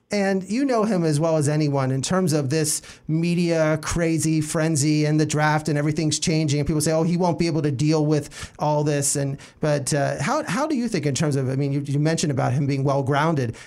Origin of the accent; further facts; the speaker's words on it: Pennsylvania, United States; I'm from Pennsylvania